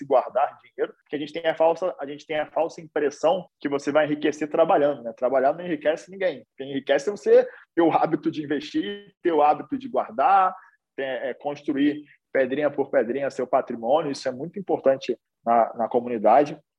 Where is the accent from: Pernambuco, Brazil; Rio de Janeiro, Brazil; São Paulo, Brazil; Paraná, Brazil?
Rio de Janeiro, Brazil; sou sou carioca aí, que sotaque já denuncia um pouco, apesar de não ter muito. É... nasci aqui no Rio de Janeiro, numa, num lugar chamado Morro da Providência